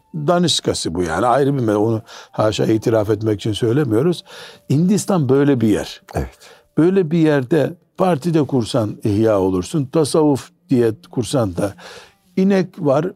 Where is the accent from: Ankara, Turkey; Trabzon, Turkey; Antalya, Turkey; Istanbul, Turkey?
Trabzon, Turkey; Trabzonluyum demiştim.